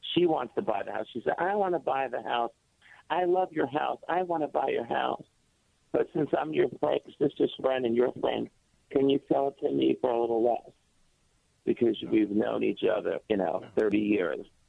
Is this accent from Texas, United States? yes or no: no; Jersey Shore, New Jersey, United States; I'm a guy from the Jersey Shore. I have a house down the shore, right next to the oh, beach